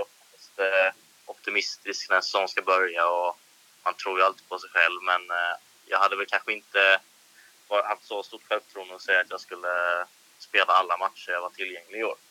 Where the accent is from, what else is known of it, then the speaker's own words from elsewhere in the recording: Ljungby, Kronoberg County, Sweden; also born or lived in Holmsö / Växjö; sitter just nu i en, ett pojkrum i Ljungby. Ehm, ja. Och det är här jag är uppväxt också